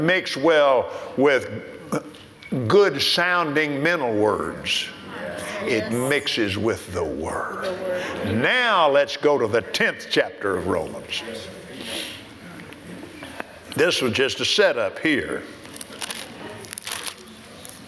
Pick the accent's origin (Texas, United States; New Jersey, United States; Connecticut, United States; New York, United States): Texas, United States; I'm from Texas